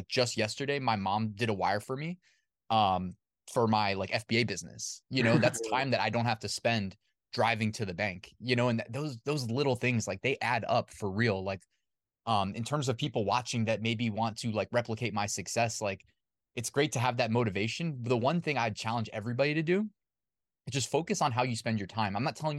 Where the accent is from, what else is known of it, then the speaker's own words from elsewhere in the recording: Northern Virginia, United States; I grew up in Northern Virginia, like went to school here. So I have like my high school friends, my college friends, everybody's kind of here. My family's here.